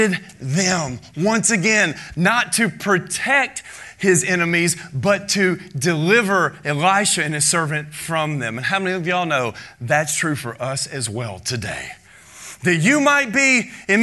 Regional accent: United States; we're an American. It's nice and it's safe here

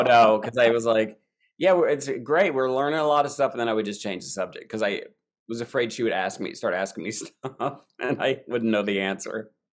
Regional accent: Eastern Kentucky, United States; moved away as an adult; also born or lived in New York; I grew up in Eastern Kentucky

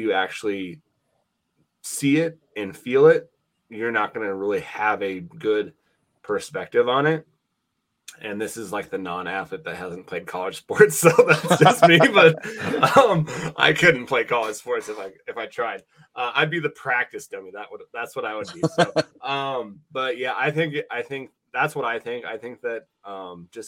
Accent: Laurel, Montana, United States; now in Wyoming, United States; I grew up in Montana. I live in Wyoming. And so, you know, I grew up in Laurel, Montana.

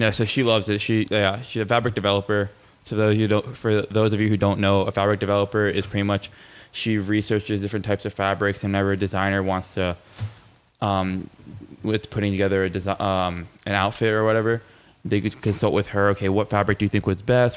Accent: Plantation, Florida, United States; also born or lived in Miami, Florida; I was born and raised in Plantation, Florida

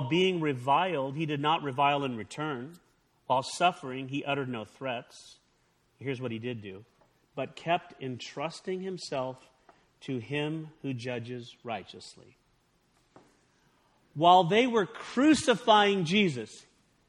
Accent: California, United States; I grew up in California

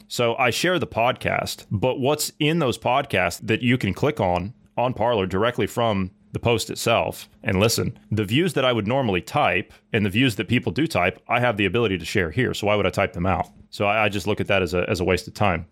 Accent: Ohio, United States; my home state of Ohio

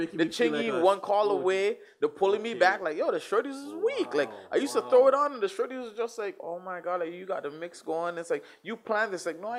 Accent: Toronto, Ontario, Canada; I'm from Bay Mills

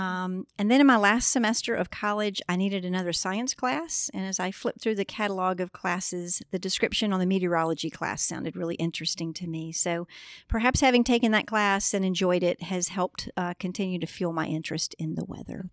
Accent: Memphis, Tennessee, United States; now in Augusta, United States; We are both from Memphis

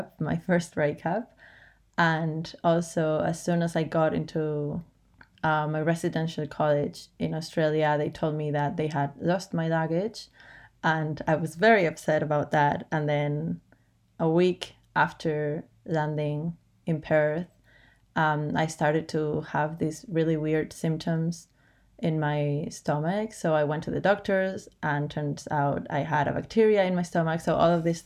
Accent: Madrid, Community of Madrid, Spain; from Madrid, Spain

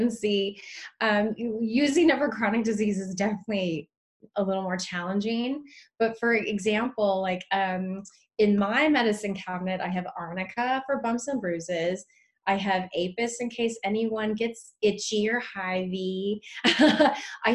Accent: Lodi, California, United States; also born or lived in Vancouver, Washington; I have an office in Lodi, California, which is, I know people say, why? It's my hometown

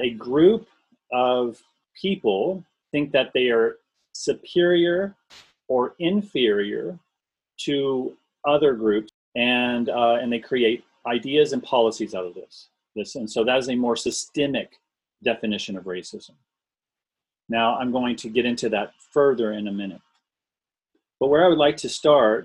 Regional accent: Memphis, Tennessee, United States; moved away as an adult; also born or lived in Columbia, Tennessee; now in Canada; I grew up in Memphis. It's a very segregated city.

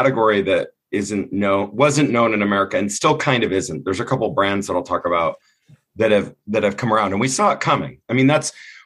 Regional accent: Southern Michigan, United States; moved away; also born or lived in California; I grew up in Southern Michigan

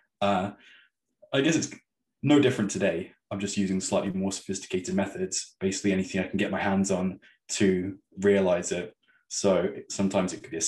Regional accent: Torquay, South West England, United Kingdom; there was a place in my hometown, Torquay, called the Fun Factory

